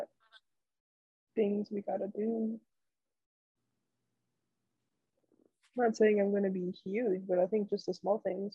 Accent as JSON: {"language": "English", "country": "United States", "tie": "born or raised there", "said": "growing up in the States"}